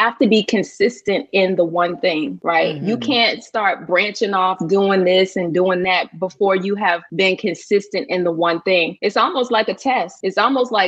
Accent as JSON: {"language": "English", "town": "Norfolk", "region": "Virginia", "country": "United States", "tie": "born or raised there", "lives_now": "Suffolk, United States", "said": "I am from Norfolk, Virginia, a native of Norfolk"}